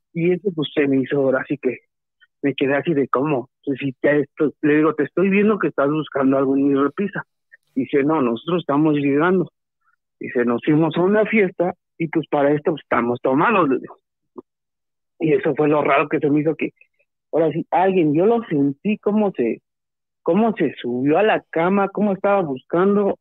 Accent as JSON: {"language": "Spanish", "town": "Toluca", "region": "State of Mexico", "country": "Mexico", "said": "de aquí de Toluca, Estado de México"}